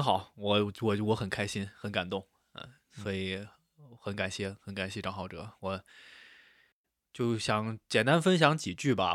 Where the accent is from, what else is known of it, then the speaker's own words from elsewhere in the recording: Xi'an, Shaanxi, China; 因为我是西安人嘛